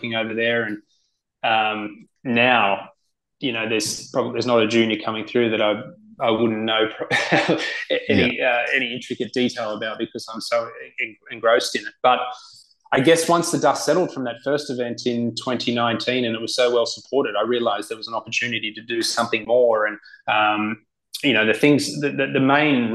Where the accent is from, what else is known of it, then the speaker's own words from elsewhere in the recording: Sydney, New South Wales, Australia; moved away as an adult; also born or lived in United States; Cronulla Golf Club, where I grew up in Sydney